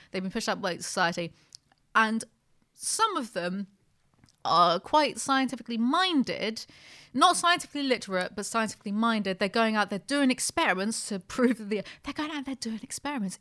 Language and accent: English; United Kingdom; I'm very British